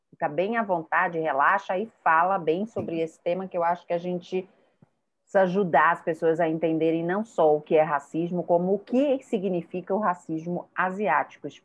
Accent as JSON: {"language": "Portuguese", "region": "Rio de Janeiro", "country": "Brazil", "tie": "born there", "also_born_or_lived": "Bahia / São Paulo", "said": "Eu sou nascida no Rio, mas me considero baiana e me considero paulista, me considero do mundo."}